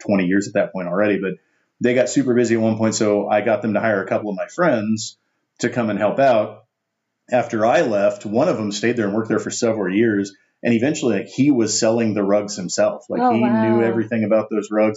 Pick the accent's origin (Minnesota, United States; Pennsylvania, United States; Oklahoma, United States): Oklahoma, United States; Tulsa; I grew up in Tulsa